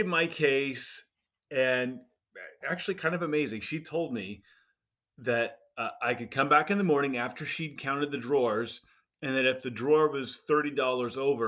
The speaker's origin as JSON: {"language": "English", "region": "Indiana", "country": "United States", "tie": "born or raised there", "moved": "as an adult", "said": "I grew up in Indiana, simple background"}